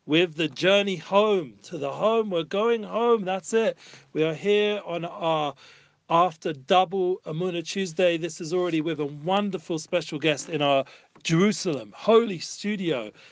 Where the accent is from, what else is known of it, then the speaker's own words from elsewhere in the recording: Germany; English is a second language; I'm from Germany, yes, just came in just in time before we rounded off the class